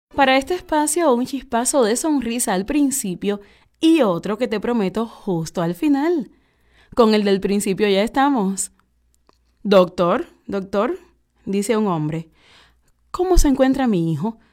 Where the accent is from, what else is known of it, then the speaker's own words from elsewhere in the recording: Cuba; Nosotros somos gente de Cuba.